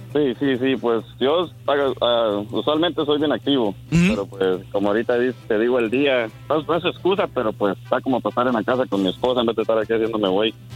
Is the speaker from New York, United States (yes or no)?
no; Houston, Texas, United States; yo soy de Houston, pero ahorita andamos en San Marcos